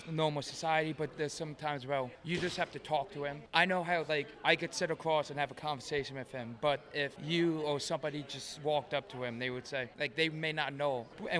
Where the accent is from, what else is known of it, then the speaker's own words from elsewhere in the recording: Norwalk, Connecticut, United States; I'm from Norwalk, Connecticut